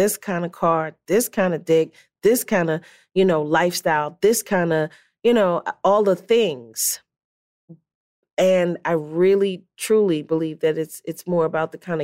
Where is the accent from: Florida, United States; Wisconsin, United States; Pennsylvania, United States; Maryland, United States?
Pennsylvania, United States; Philadelphia; my dream growing up in North Philly, that to have a brownstone